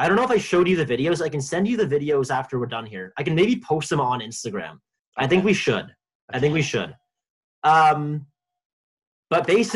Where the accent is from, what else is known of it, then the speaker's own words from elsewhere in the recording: Markham, Ontario, Canada; my hometown